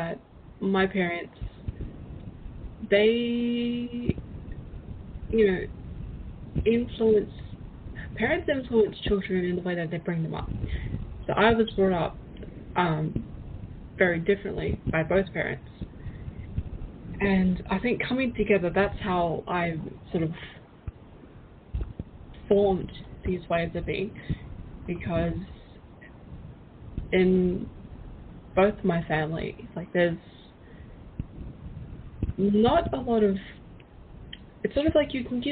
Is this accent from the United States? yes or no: no; Australia; I'm actually from Australia